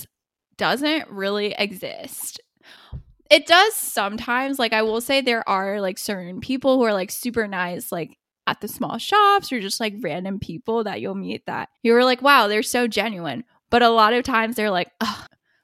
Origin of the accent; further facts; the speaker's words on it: United States; we're American or Asian